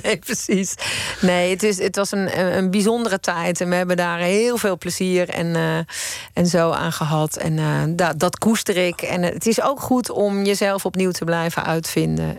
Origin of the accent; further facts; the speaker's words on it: Eindhoven, North Brabant, Netherlands; Ik kom uit Eindhoven